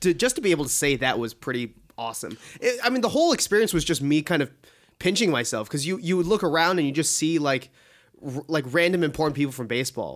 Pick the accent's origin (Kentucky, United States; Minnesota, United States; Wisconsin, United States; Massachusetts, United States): Massachusetts, United States; Boston; I grew up in Boston